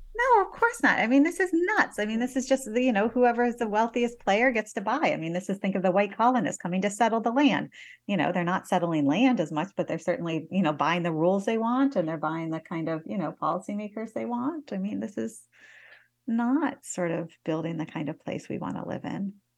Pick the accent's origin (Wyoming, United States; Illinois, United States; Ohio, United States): Ohio, United States; Northeast; moved away; I grew up in Northeast Ohio in the nineteen eighties